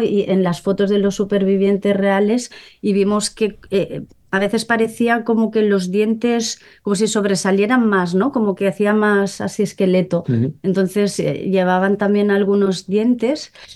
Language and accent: Spanish; Molins de Rei, Catalonia, Spain; yo soy de, Molins de Rey, ¿no? De un pueblo cerca de Barcelona